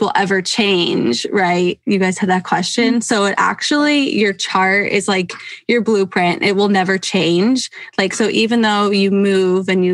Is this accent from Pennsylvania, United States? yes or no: yes; Pennsylvania, United States; now in Seattle, United States; I grew up in Pennsylvania